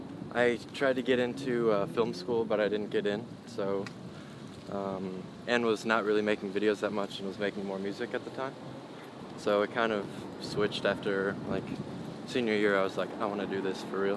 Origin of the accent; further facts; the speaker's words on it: St. Louis, Missouri, United States; also born or lived in Evanston, Illinois; Well, I was born in Evanston, outside of Chicago, but moved to Chicago when I was, or moved to St. Louis when I was like 6 months.